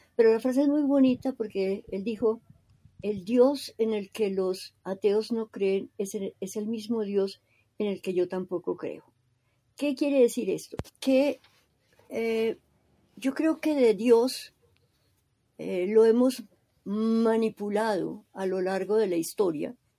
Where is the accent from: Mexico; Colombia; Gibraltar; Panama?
Colombia; Yo soy mm, colombiana, teóloga, católica y creyente